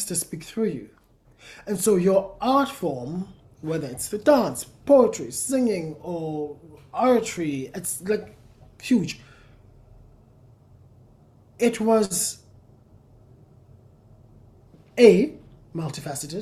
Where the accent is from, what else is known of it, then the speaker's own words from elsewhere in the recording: South Africa; I'm South African. I come from the Xhosa people